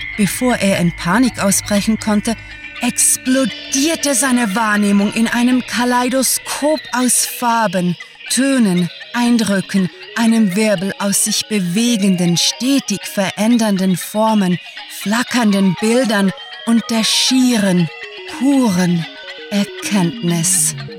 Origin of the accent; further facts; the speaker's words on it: Switzerland; accent: Swiss; sind wir waschechte Schweizer